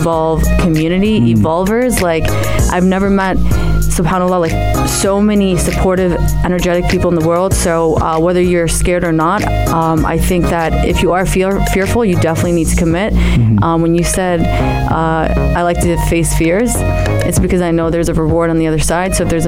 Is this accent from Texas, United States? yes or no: no; New Jersey, United States; also born or lived in Amman, Jordan / New York; I was born in Amman, raised in the States, New Jersey